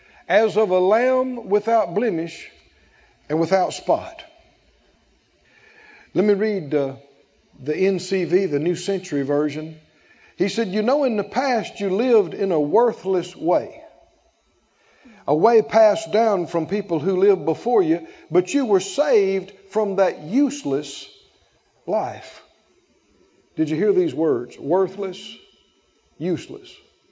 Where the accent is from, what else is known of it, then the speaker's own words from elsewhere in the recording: the South, United States; born there; I talked about being born to my parents and so I'm a Moor. I was born in the South. I was born a country boy.